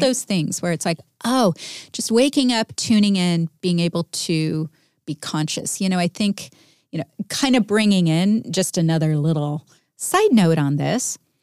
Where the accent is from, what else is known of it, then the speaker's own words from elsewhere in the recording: United States; being American